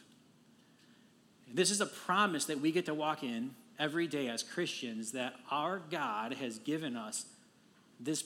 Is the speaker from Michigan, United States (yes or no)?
yes; Detroit, Michigan, United States; I am from Detroit. I'm a native of Detroit and have lived there